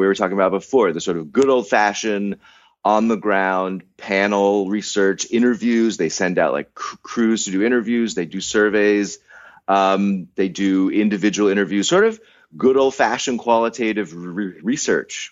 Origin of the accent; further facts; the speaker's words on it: United States; as an American